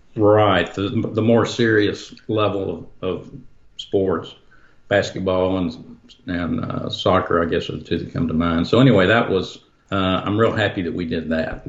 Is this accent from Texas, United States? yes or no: yes; Dallas, Texas, United States; I grew up in Dallas, but outside in, in the country